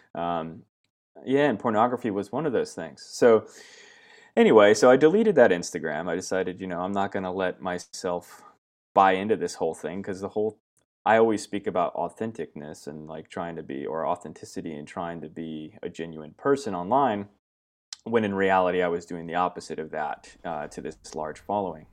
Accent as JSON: {"language": "English", "town": "Myrtle Creek", "region": "Oregon", "country": "United States", "tie": "born or raised there", "also_born_or_lived": "Virginia", "moved": "as an adult", "lives_now": "Australia", "said": "I was born in Virginia, uh, but then I moved to Oregon when I was, uh, young, young boy, about five years old, and I grew up in Southern Oregon in a really small town called Myrtle Creek."}